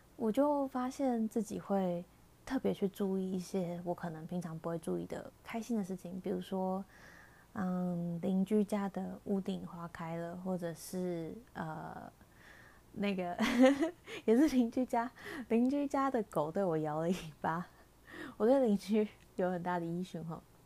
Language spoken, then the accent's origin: Chinese; Taiwan; 身在台湾可以有，嗯，在疫情之下还可以有正常生活